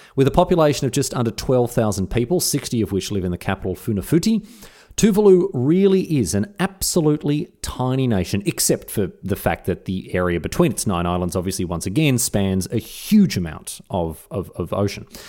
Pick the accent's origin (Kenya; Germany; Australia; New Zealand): Australia; as an Australian